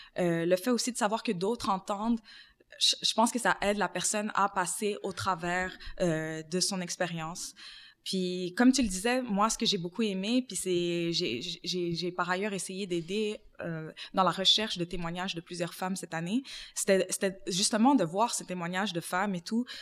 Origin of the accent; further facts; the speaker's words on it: Montreal, Quebec, Canada; j'ai grandi aussi dans le quartier de Montréal-Nord